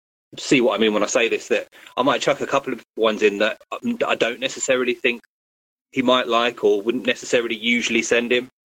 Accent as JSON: {"language": "English", "town": "Birmingham", "region": "West Midlands", "country": "United Kingdom", "said": "Birmingham, UK."}